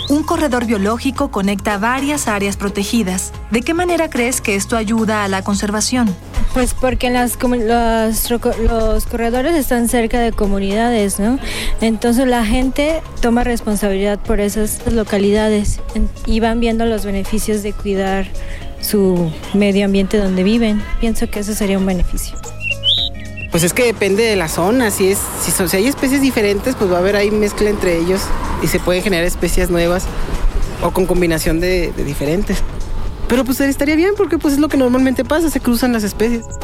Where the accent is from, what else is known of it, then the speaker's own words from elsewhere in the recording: Torreón, Coahuila, Mexico; de donde vengo, que es de Torreón, de Gómez, no, no se ve eso